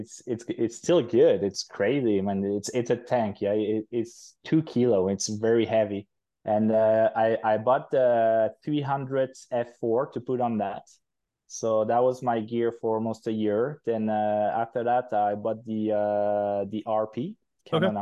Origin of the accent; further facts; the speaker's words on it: Switzerland; moved away as an adult; also born or lived in United Kingdom; now in Quebec, Canada; I'm originally from Europe, from Switzerland, but I moved to Canada about 4 years ago